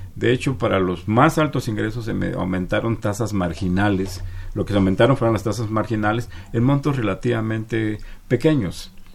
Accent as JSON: {"language": "Spanish", "country": "Mexico"}